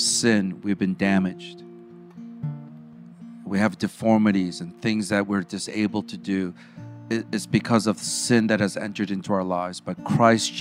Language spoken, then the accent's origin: English; Chicago, Illinois, United States; I grew up in the South Side of Chicago